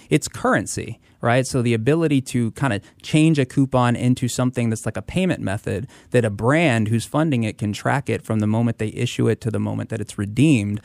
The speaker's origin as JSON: {"language": "English", "town": "Tampa", "region": "Florida", "country": "United States", "tie": "born or raised there", "also_born_or_lived": "Hackensack, New Jersey", "said": "I was born in Hackensack, New Jersey, and, uh, actually moved with my family to Florida, to Tampa, uh, when I was nine years old"}